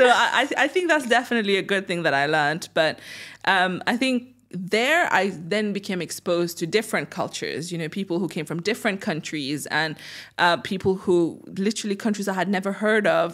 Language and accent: English; Mauritius; first language French; English is a second language; also born or lived in United Kingdom; now in Dubai, United Arab Emirates; growing up in Mauritius